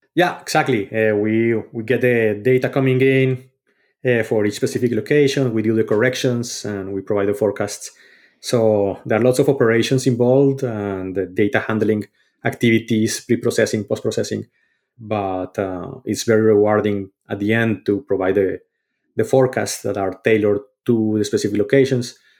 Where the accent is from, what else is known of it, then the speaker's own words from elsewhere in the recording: Colombia; moved away; growing up in Colombia